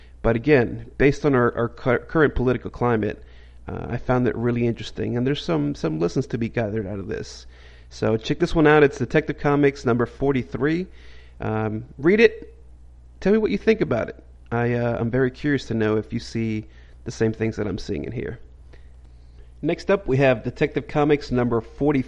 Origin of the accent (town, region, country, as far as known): United States